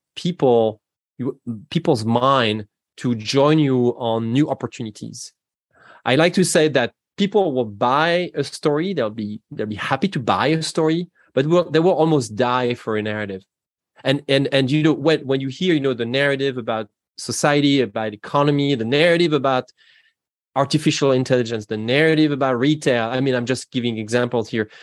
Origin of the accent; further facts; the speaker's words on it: Normandy, France; English is a second language; moved away as an adult; now in Seattle, United States; You can hear from my accent that I'm not from the United States originally. I'm from France. I'm from Normandy, in, in fact